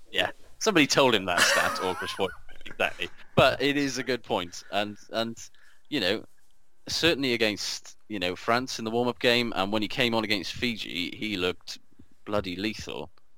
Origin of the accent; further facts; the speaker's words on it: Wales, United Kingdom; because I'm Welsh